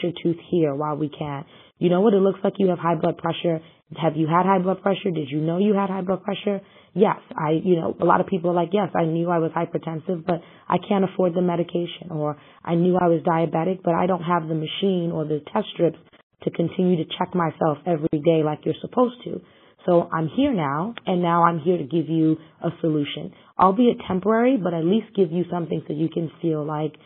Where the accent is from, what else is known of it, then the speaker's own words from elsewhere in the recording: Ghana; now in New York, United States; as a Ghanaian